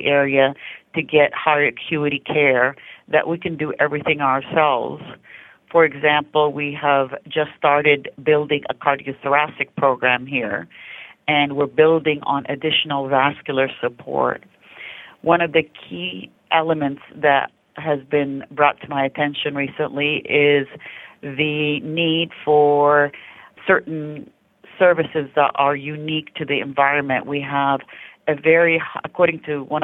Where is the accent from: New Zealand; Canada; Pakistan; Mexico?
Canada; also born or lived in Lancaster-Palmdale area; now in United States; I'm Canadian originally